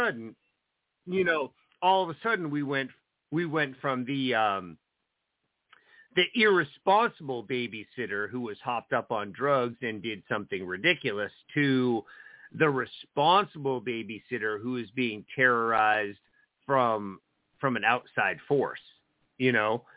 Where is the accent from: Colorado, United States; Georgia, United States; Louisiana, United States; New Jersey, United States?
New Jersey, United States; growing up in New Jersey